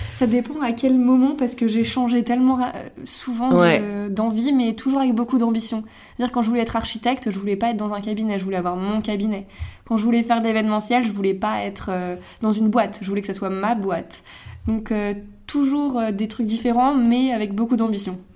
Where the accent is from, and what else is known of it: Megève, Auvergne-Rhône-Alpes, France; moved away as an adult; now in Paris, France